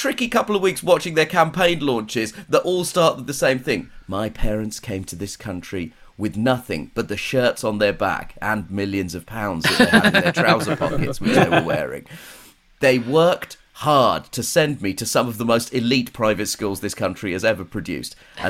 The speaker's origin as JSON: {"language": "English", "country": "United Kingdom", "said": "as a British person who is famously of an ethnic minority"}